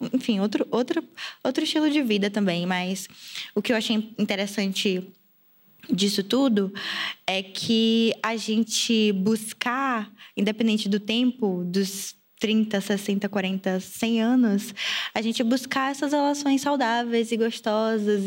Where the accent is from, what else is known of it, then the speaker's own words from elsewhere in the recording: Salvador, Bahia, Brazil; moved away as an adult; eu saí de Salvador tem um ano e oito meses, nove meses